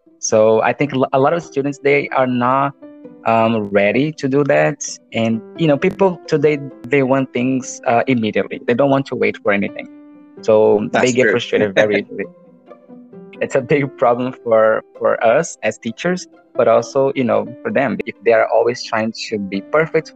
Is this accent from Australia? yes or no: no; Brazil; accent: Brazilian; English is a second language; my accent is totally Brazilian. I think I speak like a Brazilian